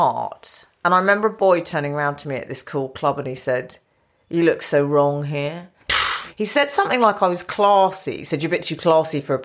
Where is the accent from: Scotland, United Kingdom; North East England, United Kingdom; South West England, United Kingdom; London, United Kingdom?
London, United Kingdom; I grew up in North London